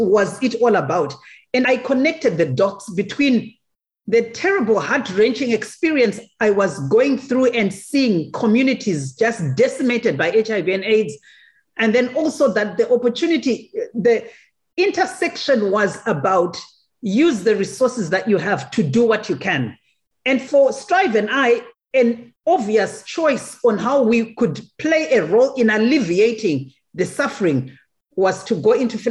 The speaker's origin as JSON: {"language": "English", "country": "Zimbabwe", "tie": "born or raised there", "said": "I am a Zimbabwean, born in Zimbabwe"}